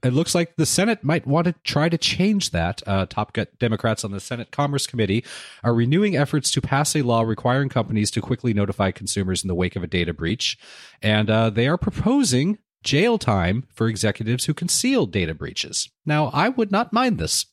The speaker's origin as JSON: {"language": "English", "country": "United States", "said": "my wife and I are both first generation American. Well, she's Canadian, I'm American."}